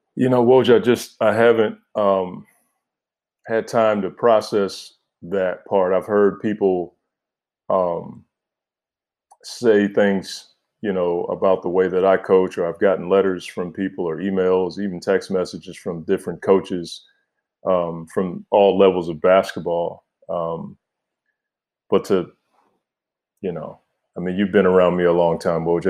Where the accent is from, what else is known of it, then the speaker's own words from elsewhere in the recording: Oxon Hill, Maryland, United States; moved away; I'm from Oxon Hill, Maryland, P G County, D M V. Like, that's, that's where I'm from